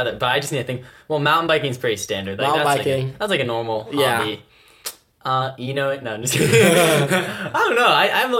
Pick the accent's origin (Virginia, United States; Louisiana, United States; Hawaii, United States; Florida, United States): Virginia, United States; Richmond; I'm from Richmond